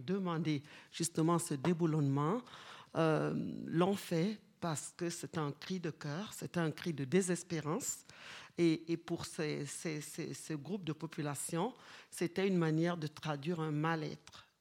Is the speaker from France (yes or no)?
no; Kribi, South, Cameroon; moved away; je viens de Kribi, donc à une heure de Douala